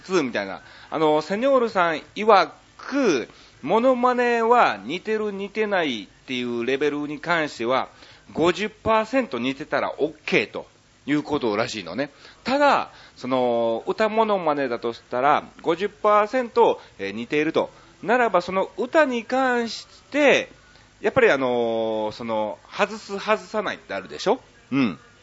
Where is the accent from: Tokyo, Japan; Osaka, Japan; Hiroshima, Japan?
Osaka, Japan; もともと出身も大阪市内で、僕の横の区なんですよね